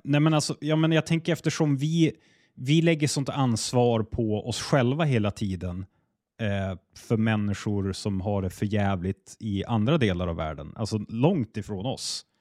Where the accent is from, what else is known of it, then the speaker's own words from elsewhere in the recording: Sweden; jag är svensk och jag bor i Sverige